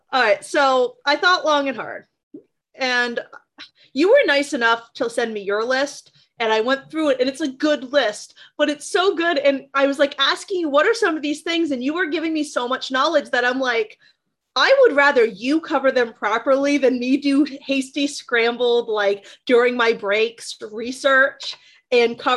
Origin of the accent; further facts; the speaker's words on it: Vermont, United States; I'm from Vermont